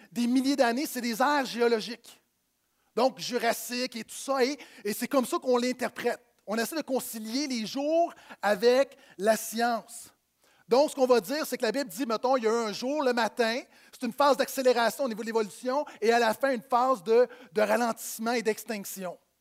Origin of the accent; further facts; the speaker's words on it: Quebec, Canada; je viens d'ici, euh, mais mes ancêtres viennent de France.